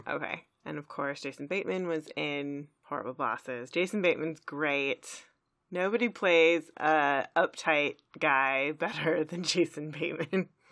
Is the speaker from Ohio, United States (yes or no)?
no; Texas, United States; We're from Texas